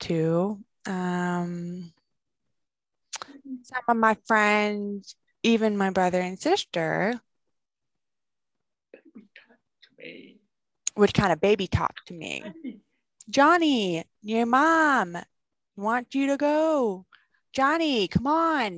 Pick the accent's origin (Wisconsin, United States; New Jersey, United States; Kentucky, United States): Kentucky, United States; Bowling Green; now in Knoxville, United States; I'm from Kentucky. Bowling Rig, Kentucky. And I grew up there